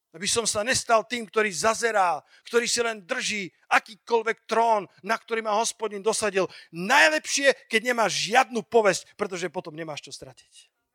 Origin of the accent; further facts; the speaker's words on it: Slovakia; ako malý Slovák